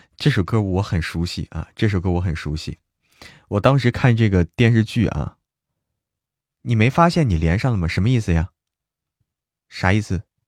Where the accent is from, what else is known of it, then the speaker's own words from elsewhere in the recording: Hebei, China; now in Chengdu, China; 我在成都，但是我是河北人